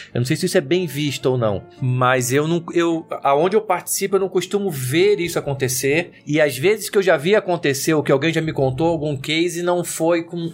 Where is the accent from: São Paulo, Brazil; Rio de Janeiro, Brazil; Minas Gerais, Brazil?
Rio de Janeiro, Brazil; eu sou carioca